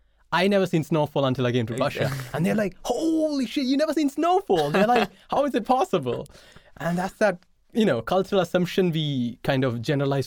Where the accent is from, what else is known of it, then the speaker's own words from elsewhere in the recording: India; as an Indian